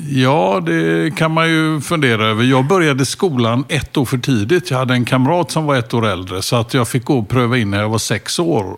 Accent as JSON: {"language": "Swedish", "town": "Gothenburg", "region": "Västra Götaland", "country": "Sweden", "tie": "born or raised there", "also_born_or_lived": "Hisingen / Stockholm", "said": "Jag började ute på Hisingen då första året och sen växte jag upp ute i Askim mm. söder om Göteborg"}